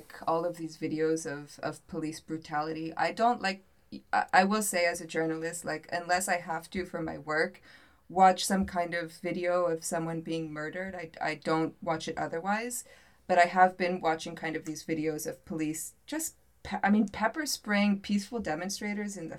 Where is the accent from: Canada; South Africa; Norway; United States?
United States; moved away as an adult; also born or lived in North Africa or the Middle East; now in Athens, Greece; as an American abroad